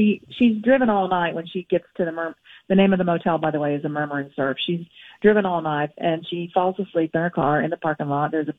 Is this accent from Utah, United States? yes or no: no; St. Petersburg, Florida, United States; moved away; I grew up down here. Yeah, I grew up down here in St. Pete.